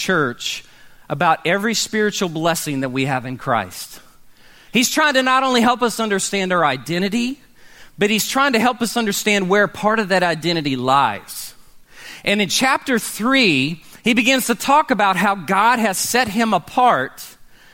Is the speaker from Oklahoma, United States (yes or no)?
yes; Oklahoma City, Oklahoma, United States; growing up in Oklahoma City